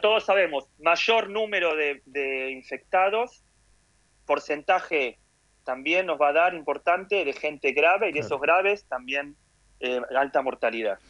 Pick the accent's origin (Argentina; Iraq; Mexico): Argentina; moved away as an adult; nací en Argentina, mm. nací en la UBA, jugué al rugby en Hebraica